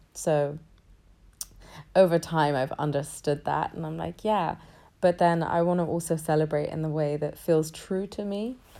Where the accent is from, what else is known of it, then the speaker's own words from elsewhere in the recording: London, United Kingdom; I was born in London and I was, I've been raised in London my entire life.